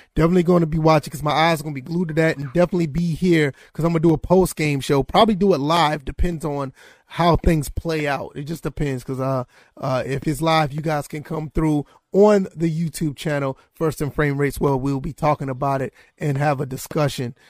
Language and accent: English; Savannah, Georgia, United States; born and raised in Savannah, Georgia, lived there pretty much most of my life, my childhood and my teenage years.